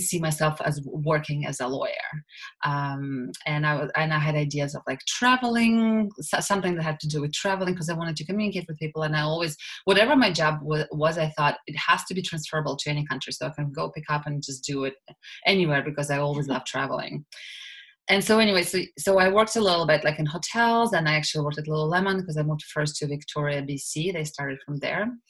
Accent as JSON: {"language": "English", "country": "Russia", "tie": "born or raised there", "second_language": "English", "moved": "as an adult", "lives_now": "Canada", "said": "I'm originally from Russia, and I grew up there, and I finished law school and back home in Russia"}